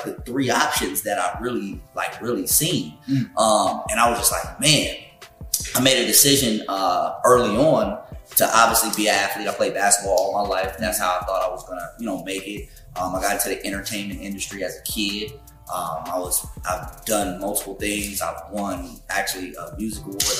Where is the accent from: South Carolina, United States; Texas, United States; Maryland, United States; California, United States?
California, United States; I'm from Pequannock, California. Okay. Born and raised.